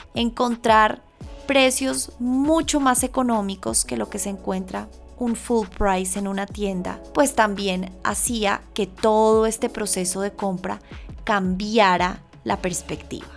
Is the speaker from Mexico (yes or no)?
no; Colombia; moved away as an adult; Colombia, que es el lugar en donde yo nací y crecí